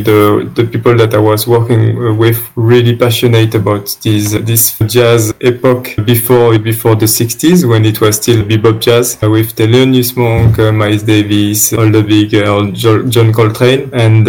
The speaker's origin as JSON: {"language": "English", "area": "around Marseille", "region": "Provence-Alpes-Côte d'Azur", "country": "France", "tie": "born or raised there", "also_born_or_lived": "Madagascar", "second_language": "English", "moved": "as an adult", "lives_now": "Romania", "said": "I grew up around Marseille on the coast, nearby the sea, like literally 50 meters away from the seashore."}